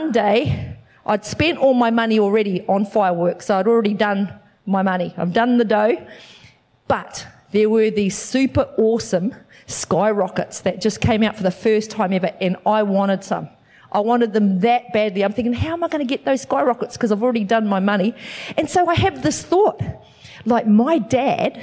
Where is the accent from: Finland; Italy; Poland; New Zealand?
New Zealand; now in Australia; I'm from New Zealand